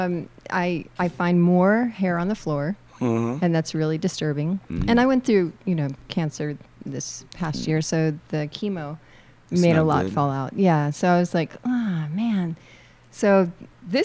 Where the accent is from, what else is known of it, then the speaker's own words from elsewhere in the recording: Florida, United States; now in California, United States; I'm from Florida, where it rains every day